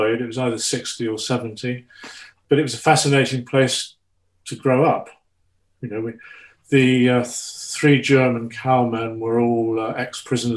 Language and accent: English; Petersfield, South East England, United Kingdom; I was brought up just outside Petersfield